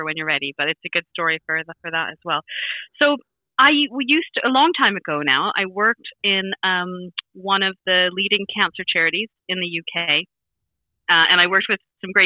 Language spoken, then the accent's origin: English; Vancouver Island, British Columbia, Canada; moved away as an adult; now in England, United Kingdom; on Vancouver Island where I'm from